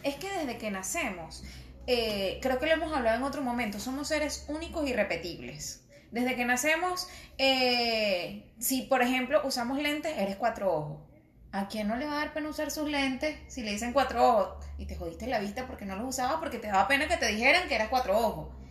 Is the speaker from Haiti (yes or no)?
no; Tovar, Mérida, Venezuela; accent: andino; moved away; yo era andina, soy de Tobar, Estado Mérida, y cuando iba al colegio, obviamente era la única, la única morena